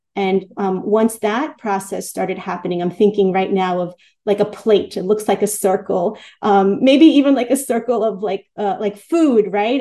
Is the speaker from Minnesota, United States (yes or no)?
no; New York City, New York, United States; I grew up in in in Queens